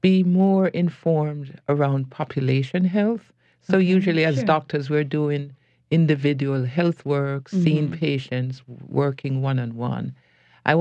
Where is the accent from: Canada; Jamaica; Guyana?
Jamaica; also born or lived in New York / California; now in New Orleans, United States; I'm born in Jamaica.